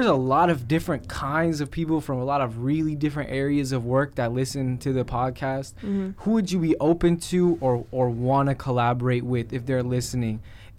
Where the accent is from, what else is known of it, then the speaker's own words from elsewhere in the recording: Chicago, Illinois, United States; I grew up in Hyde Park